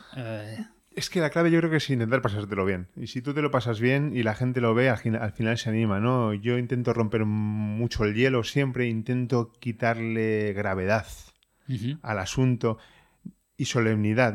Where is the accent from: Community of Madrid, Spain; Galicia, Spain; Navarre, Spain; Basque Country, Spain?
Community of Madrid, Spain; Madrid; moved away as an adult; also born or lived in Ireland; now in Madrid, Spain; yo soy de Madrid